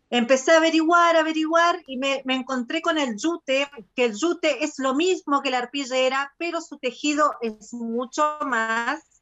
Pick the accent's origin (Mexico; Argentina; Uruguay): Argentina; now in Machalí, Chile; soy argentina, eh, pero vivo hace nueve años en Chile, en la ciudad de Machalí. Así que tengo mi corazón dividido en este momento.